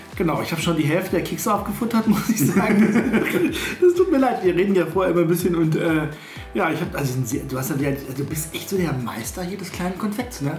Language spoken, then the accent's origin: German; Witten, North Rhine-Westphalia, Germany; ich komme ja, eh, also ich will nicht sagen aus einer Stadt, Witten ist ja jetzt keine Großstadt oder so, aber ich bin doch überhaupt nicht auf dem Bauernhof aufgewachsen